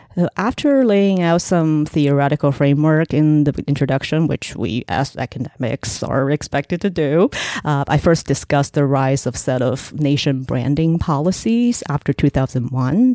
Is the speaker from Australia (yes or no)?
no; Shenzhen, Guangdong, China; English is a second language; moved away as an adult; also born or lived in Hangzhou / Ningxia / Shanghai; now in United States; I spent the next ten years there growing up in Shenzhen